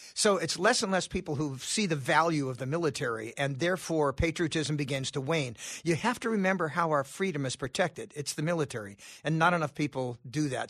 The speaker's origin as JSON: {"language": "English", "region": "California", "country": "United States", "said": "I'm from California"}